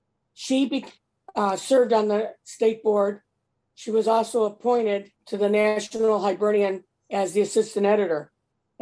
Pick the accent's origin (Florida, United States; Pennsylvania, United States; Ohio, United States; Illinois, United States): Ohio, United States; Cleveland; I grew up in St. Pat's, West Park, and I got really involved in the Irish community